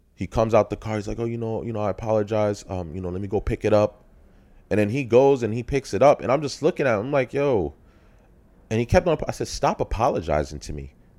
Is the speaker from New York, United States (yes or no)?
yes; New York City, New York, United States; I'm from Brook, Brooklyn, New York